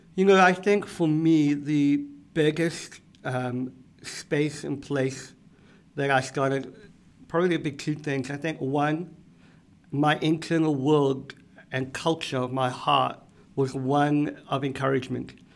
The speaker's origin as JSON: {"language": "English", "country": "South Africa", "tie": "born or raised there", "moved": "as an adult", "lives_now": "Boston, United States", "said": "I am from South Africa."}